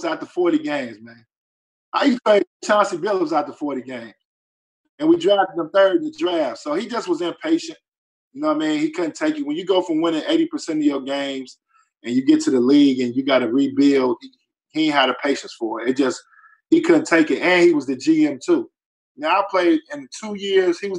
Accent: Chicago, Illinois, United States; I'm from Chicago

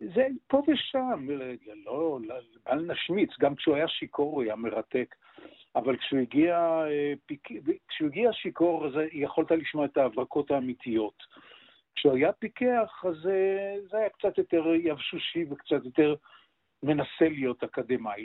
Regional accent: Jerusalem, Jerusalem District, Israel; also born or lived in Kiryat Anavim; אני נולדתי פיזית בהדסה הר הצופים ועזבתי את הקיבוץ שבו אה, חיו הוריי, זה קריית ענבים, אה. עזבתי אותו מסיבות אידיאולוגיות

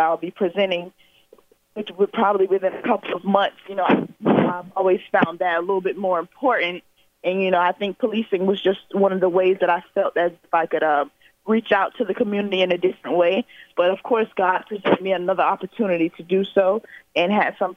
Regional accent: Pompano Beach, Florida, United States; come back to my hometown

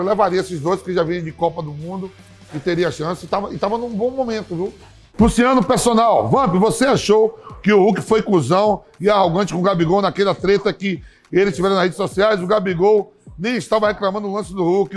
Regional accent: Northeast Region, Brazil; eu sou nordestino

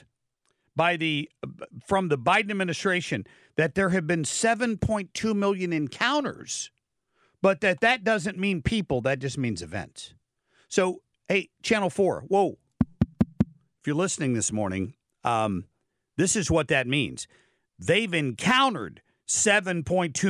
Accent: Ohio, United States; moved away; my home state of Ohio

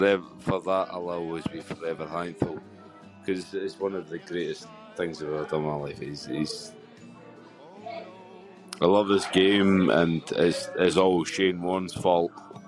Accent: Scotland, United Kingdom; Growing up in Scotland, it's not such a cricketing culture. But growing up with an English dad, you're exposed to cricket quite early

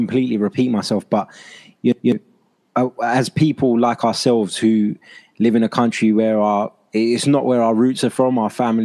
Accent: London, United Kingdom; I was born in London, I've grown up in London, but I am a Cypriot

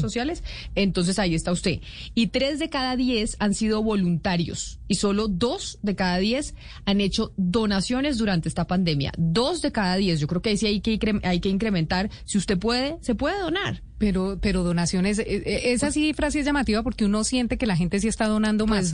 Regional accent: Colombia; somos los colombianos

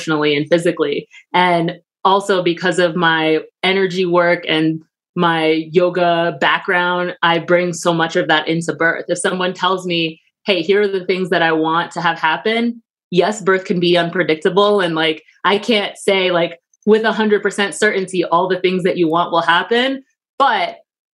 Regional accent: New York, United States; I'm from New York

